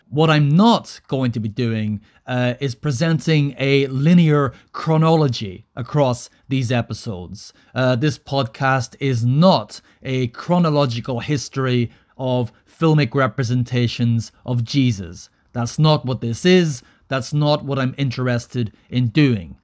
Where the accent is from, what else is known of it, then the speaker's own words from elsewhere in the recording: Northern Ireland, United Kingdom; I grew up in Northern Ireland throughout the 1980s and the 1990s.